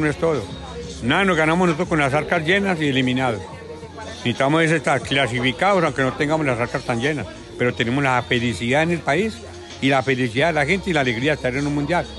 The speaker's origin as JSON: {"language": "Spanish", "country": "Colombia", "said": "A nosotros como colombianos"}